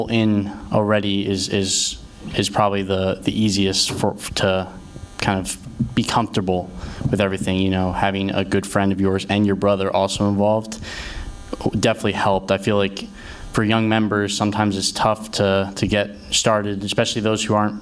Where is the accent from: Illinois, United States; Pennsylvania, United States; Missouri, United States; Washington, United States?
Pennsylvania, United States; Ardmore; I'm from right outside Philadelphia in a town called Ardmore, PA